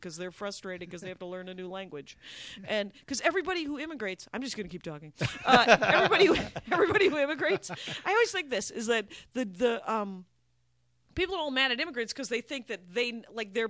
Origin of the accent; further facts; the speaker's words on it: Wisconsin, United States; moved away; I'm Armenian, but I'm from Wisconsin